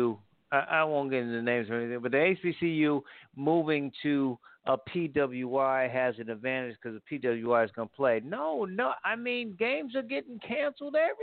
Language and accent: English; Connecticut, United States; now in Carolina, United States; in my home state of Connecticut